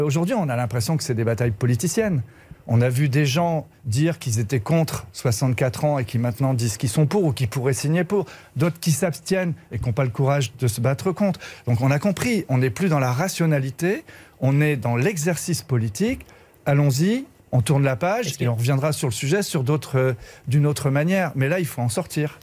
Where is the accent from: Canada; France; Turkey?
France; Brittany; Je suis breton